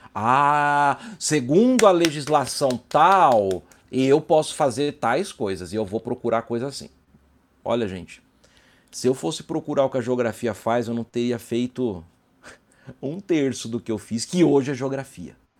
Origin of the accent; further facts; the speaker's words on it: São Carlos, São Paulo, Brazil; moved away as an adult; now in São José dos Campos, Brazil; sou de São Carlos, apesar de morar em São José dos Campos